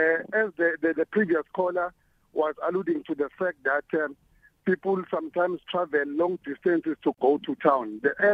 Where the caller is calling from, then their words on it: Ekulindeni, Mpumalanga, South Africa; I'm calling from Ekulindeni Township, which is in Mpumalanga, not very far from Swaziland, in the eastern border.